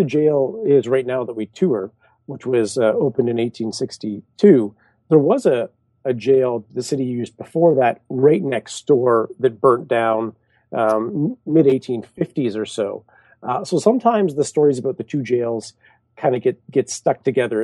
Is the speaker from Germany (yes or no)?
no; Canada; I'm Canadian